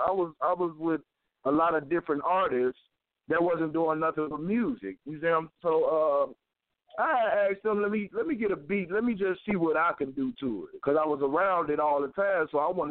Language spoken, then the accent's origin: English; Chicago, Illinois, United States; now in Canton, United States; Well, I'm calling from Canton, Ohio right now, but I'm from Chicago.